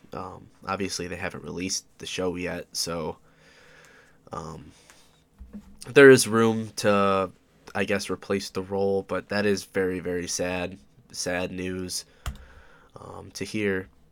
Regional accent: Oswego, New York, United States; I'm from Oswego, New York

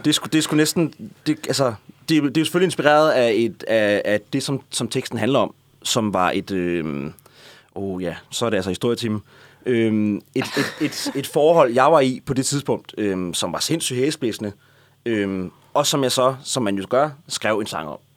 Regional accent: Næstved, Zealand, Denmark; jeg er fra Næstved, og jeg kender alle, jeg havde gået på musikskole

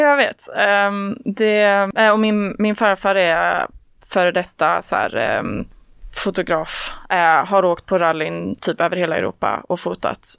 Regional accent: a community outside Trollhättan, Västra Götaland, Sweden; Jag kommer från eh, ett eh, samhälle utanför Trollhättan. Jag hoppas inte att det hörs att jag är från Slätta.

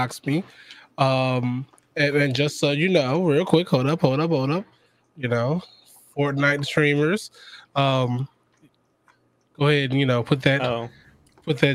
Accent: Chicago, Illinois, United States; I'm from the South Side of Chicago.

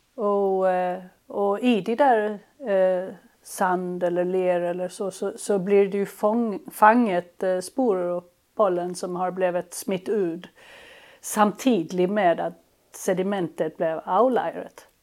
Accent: Helsingborg, Skåne, Sweden; moved away; also born or lived in Lund, Sweden; jag kommer från Helsingborg och eh, där jag växte upp

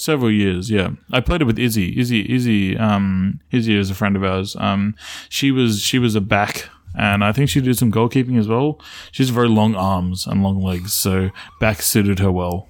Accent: Australia; I grew up in Australia

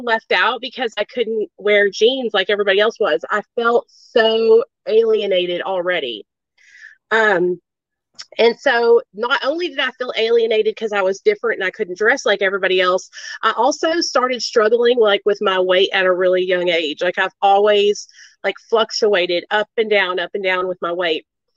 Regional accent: Arkansas, United States; born or raised there; also born or lived in New York

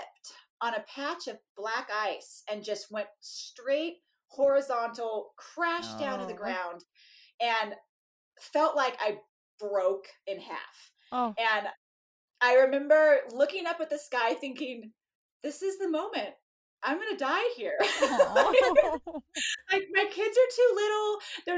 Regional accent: California, United States; moved away; I was this lady from California

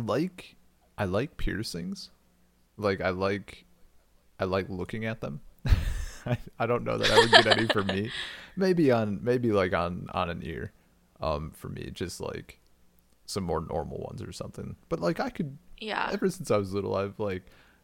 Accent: rural Wisconsin, United States; I was in very rural Wisconsin

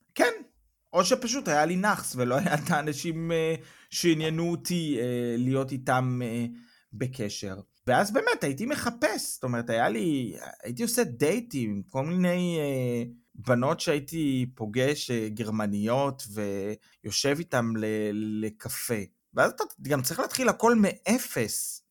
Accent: Israel; now in Germany

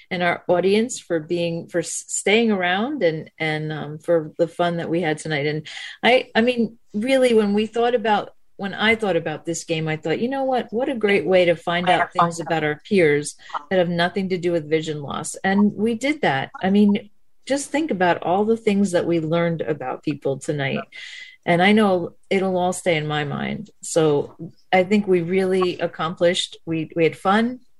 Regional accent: Phoenix, Arizona, United States; I'm from Phoenix

